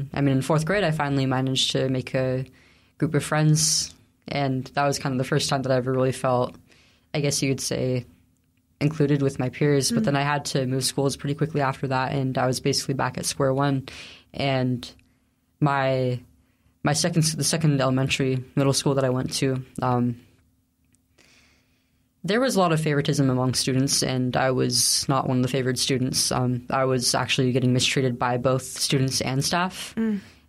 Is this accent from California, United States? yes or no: yes; Central Valley, California, United States; I grew up in the Central Valley, California.